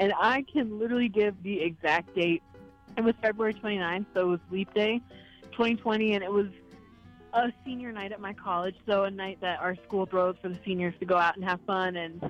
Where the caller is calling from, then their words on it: Kamuela, Hawaii, United States; I'm calling from Kamala, Hawaii